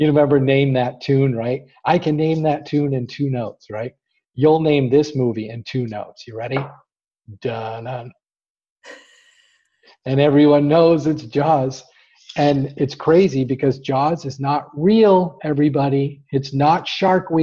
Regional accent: Boston, Massachusetts, United States; We're from Boston

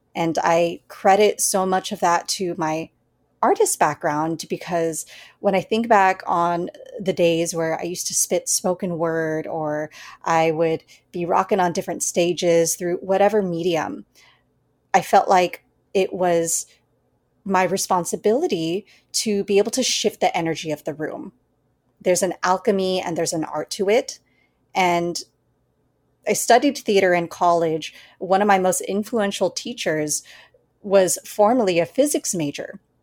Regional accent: United States; being born and raised in the United States

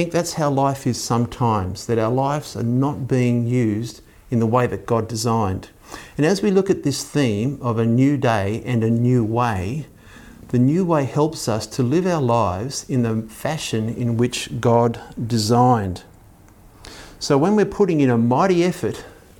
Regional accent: Belmont, New South Wales, Australia; I grew up in Belmont near Lake Macquarie

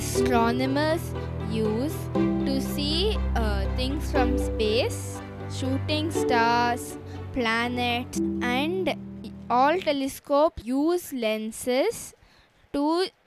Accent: India; I'm from India and I'm 10 years old.

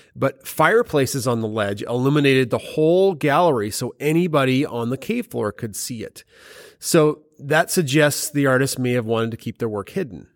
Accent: Alberta, Canada; we're from Alberta

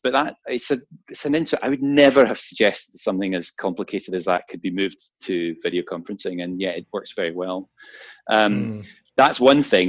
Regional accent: Glasgow, Scotland, United Kingdom; my hometown in Glasgow.

